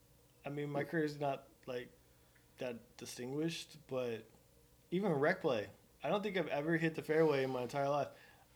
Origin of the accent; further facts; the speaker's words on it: Oklahoma, United States; my hometown of UConn, Oklahoma.